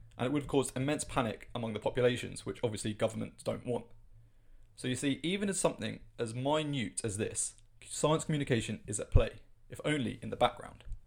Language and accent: English; United Kingdom; as a Brit